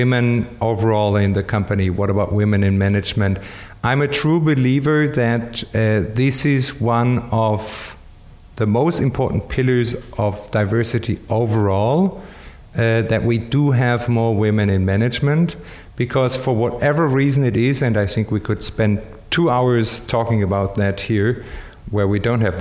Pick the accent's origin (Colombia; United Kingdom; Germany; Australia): Germany; moved away; I'm from Germany, I'm just learning Spanish